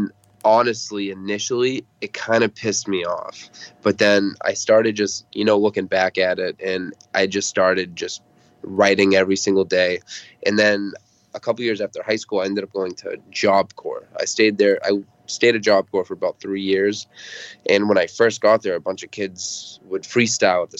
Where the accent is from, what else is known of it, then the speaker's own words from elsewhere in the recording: Lynn, Massachusetts, United States; I grew up in Lynn, Massachusetts, and I still live around the Boston area